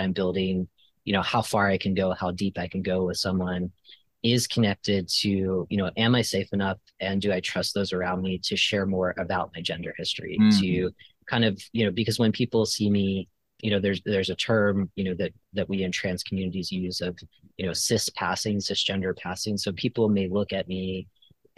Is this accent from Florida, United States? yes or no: yes; Florida, United States; I grew up in Florida